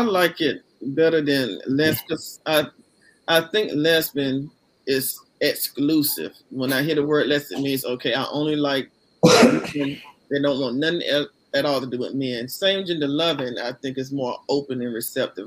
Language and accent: English; Columbus, Georgia, United States; now in Smyrna, United States; from Columbus, Georgia, currently living in um, Smyrna, Georgia